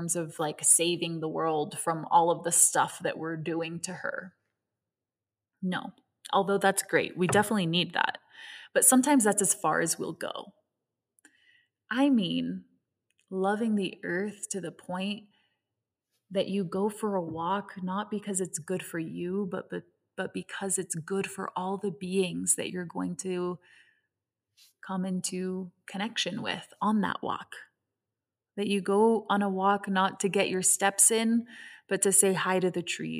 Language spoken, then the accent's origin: English; Hong Kong; My mother is Venezuelan. My father is American, and I was raised in Hong Kong. And so I grew up in an intersection of many different cultures, different languages, and different ways of seeing the world.